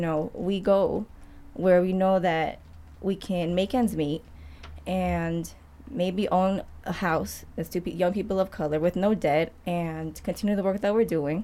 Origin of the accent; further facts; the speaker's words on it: Queens, Long Island, New York, United States; moved away as an adult; also born or lived in Harlem, New York; now in Detroit, United States; So I was born in Queens and moved to Long Island, then moved to Harlem for 7 years for college, and then I moved here